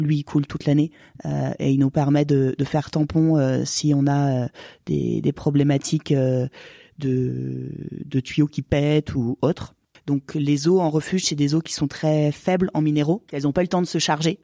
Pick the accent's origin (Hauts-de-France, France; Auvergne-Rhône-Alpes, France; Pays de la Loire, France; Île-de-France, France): Auvergne-Rhône-Alpes, France; Haute-Savoie; also born or lived in Annecy / Héry-sur-Ugine; Je suis originaire de Haute-Savoie, je suis née à Annecy, donc j'ai toujours évolué euh, en montagne.